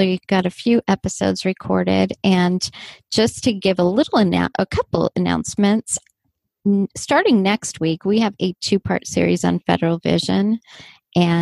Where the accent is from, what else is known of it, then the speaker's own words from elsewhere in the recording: Southern California, United States; accent: Southern California; growing up in the same area